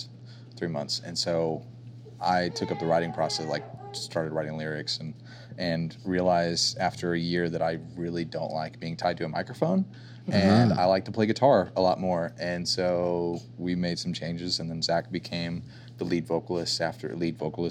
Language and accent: English; Blanchard, Oklahoma, United States; Josh and I grew up in Blanchard, Oklahoma